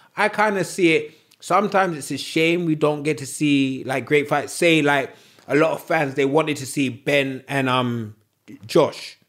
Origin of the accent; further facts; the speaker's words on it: United Kingdom; we're Brits